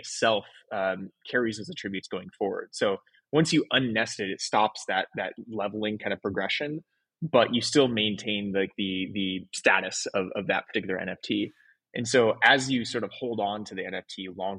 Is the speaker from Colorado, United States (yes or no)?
no; Oregon, United States; also born or lived in San Francisco / Los Angeles; now in Miami, United States; So I grew up in Oregon, then lived in San Francisco for 10 years, LA for two, and then Miami